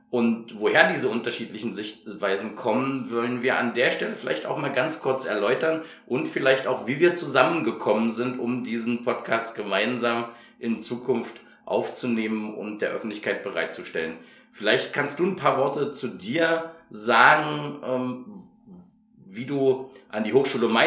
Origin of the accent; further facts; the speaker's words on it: Hungary; also born or lived in Chemnitz, Germany; Ich bin tatsächlich eher ein ostdeutsches Kind, ich bin aus Karl-Marx-Stadt und bin in Ungarn aufgewachsen